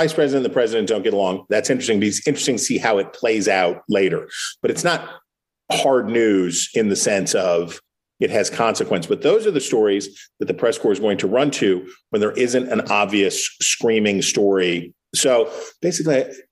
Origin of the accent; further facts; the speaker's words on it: Wheeling, West Virginia, United States; I'm one of two people I have ever encountered in the national media who is from my hometown of Wheeling, West Virginia